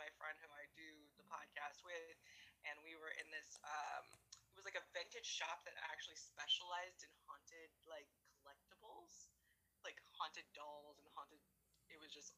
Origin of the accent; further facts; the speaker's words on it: Los Angeles, California, United States; I'm from Los Angeles